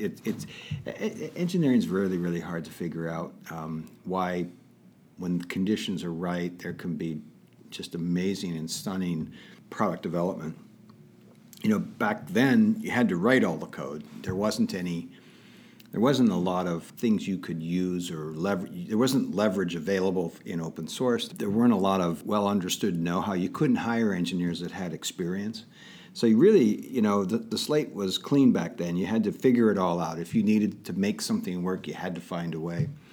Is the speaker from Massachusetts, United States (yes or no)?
no; Pittsburgh, Pennsylvania, United States; also born or lived in Detroit, Michigan; I was born in Detroit, and, um, my parents moved to just outside of Pittsburgh, Pennsylvania when I was about five, and that's pretty much where I consider my, um, my, my home is in the Pittsburgh